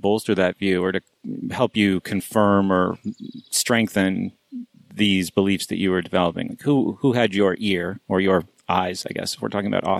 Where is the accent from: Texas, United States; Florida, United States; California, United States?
Florida, United States; Miami-Fort Lauderdale area, South; born or raised there